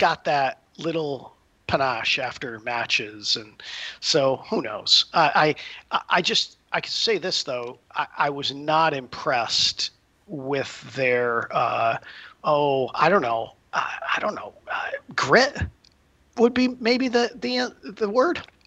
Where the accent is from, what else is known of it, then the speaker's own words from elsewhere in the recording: Connecticut, United States; I grew up in Connecticut